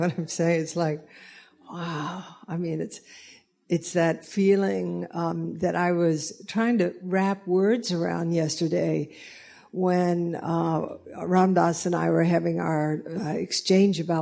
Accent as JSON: {"language": "English", "region": "the South", "country": "United States", "tie": "born or raised there", "moved": "yes", "said": "I was raised in the South"}